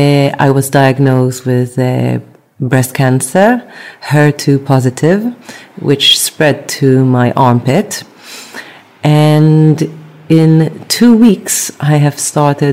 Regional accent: Tel Aviv, Tel Aviv District, Israel; moved away as an adult; now in London, United Kingdom; So I was raised in, brought up in Israel, Tel Aviv. And I moved to London following my love.

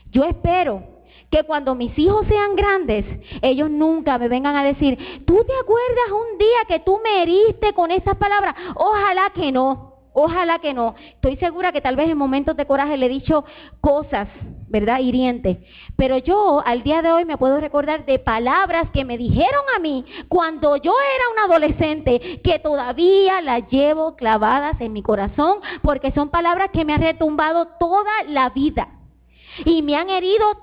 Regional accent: Puerto Rico; moved away; Mi hija Sara, cuando nosotros nos vinimos de Puerto Rico para acá, ella pasó por un trago bien difícil

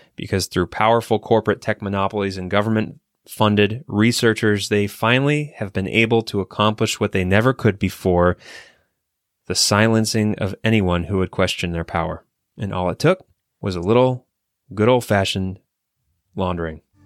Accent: Ohio, United States; at the Ohio State University, actually, uh, my home state

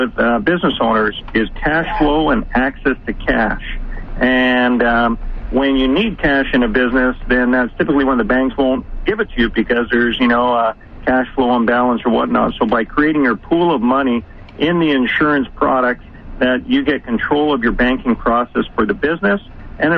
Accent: Canada; moved away as an adult; also born or lived in United States; I'm Canadian as well, but then moved to the United States

